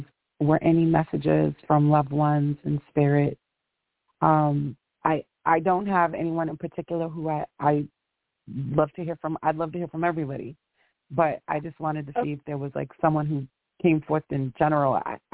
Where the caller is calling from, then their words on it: Massachusetts, United States; I'm calling from Massachusetts.